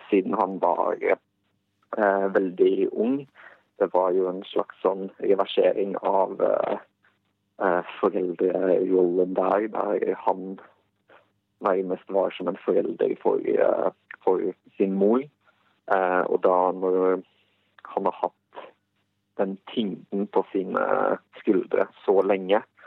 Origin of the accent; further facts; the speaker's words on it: Bosnia & Herzegovina; now in Norway; hjemlandet mitt og den kulturen som jeg kjenner derfra